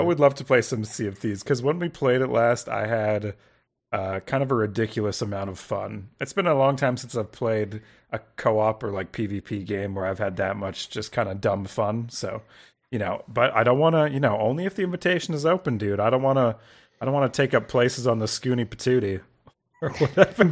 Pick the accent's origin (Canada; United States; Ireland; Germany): Canada; I'm from Canada. You know, up here